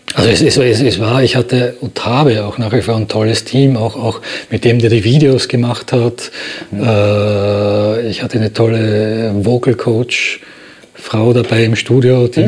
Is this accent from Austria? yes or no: yes; Graz, Styria, Austria; now in Berlin, Germany; in Graz, in meiner Geburtsstadt